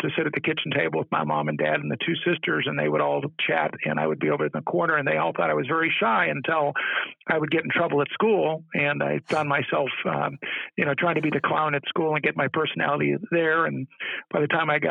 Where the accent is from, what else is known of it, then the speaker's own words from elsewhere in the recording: Southern California, United States; I grew up in Southern California